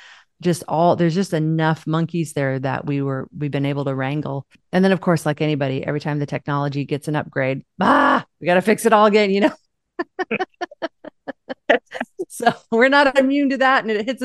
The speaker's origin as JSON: {"language": "English", "town": "Seattle", "region": "Washington", "country": "United States", "said": "from Seattle."}